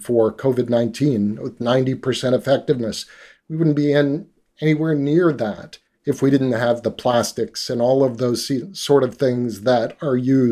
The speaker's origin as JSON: {"language": "English", "country": "Canada", "tie": "born or raised there", "also_born_or_lived": "Northern British Columbia", "said": "I grew up in Canada"}